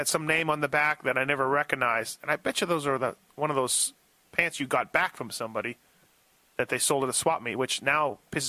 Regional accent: Canada; I was from Canada, obviously.

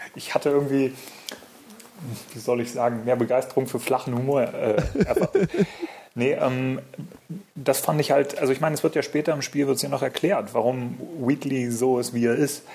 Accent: Munich, Bavaria, Germany; ich komme aus München

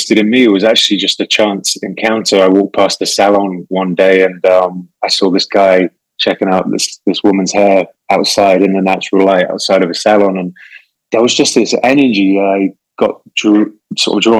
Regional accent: England, United Kingdom; England, for people who haven't recognized the accent, I'm from the UK

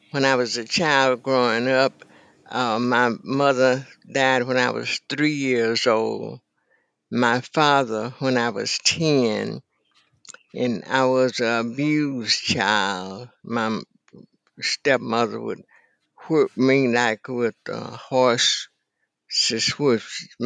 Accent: Carson Lake, Arkansas, United States; moved away as an adult; Carson Lake, Arkansas, in Deckerville, oh. Arkansas.

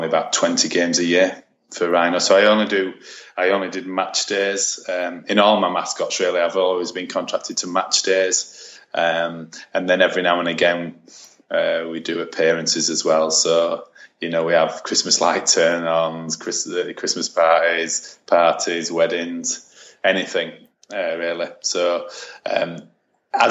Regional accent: Bradford, Yorkshire and the Humber, United Kingdom; I went to Bradford City Football Club, which is my hometown

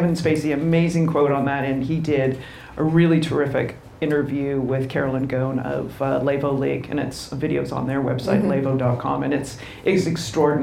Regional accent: Canada; being Canadian and I don't know how to drive in the snow

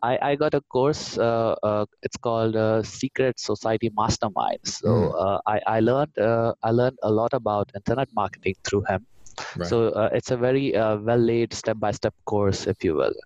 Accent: India; moved away as an adult; now in Germany; am originally from India and I came to Germany around seven years ago.

